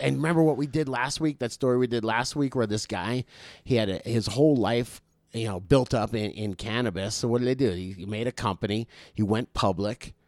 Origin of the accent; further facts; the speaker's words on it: South Florida, United States; moved away; I was from South Florida